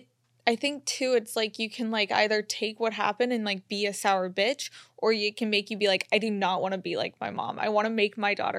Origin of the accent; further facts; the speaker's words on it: Florida, United States; But don't worry, I'm from Florida.